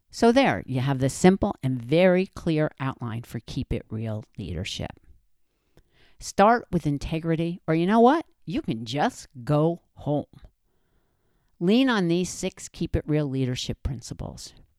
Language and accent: English; New Jersey, United States; I'm from Jersey, and that's the way we say it around there